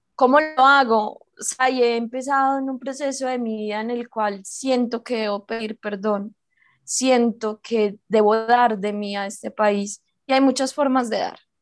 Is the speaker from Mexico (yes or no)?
no; Colombia; soy colombiana, escritora juvenil colombiana